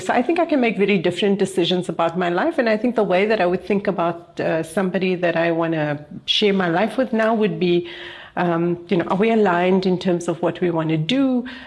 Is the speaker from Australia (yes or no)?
no; Cape Town, Western Cape, South Africa; I come from Cape Town